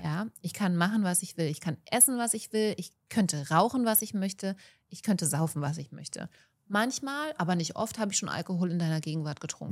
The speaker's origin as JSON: {"language": "German", "country": "Germany", "said": "bei uns in Deutschland"}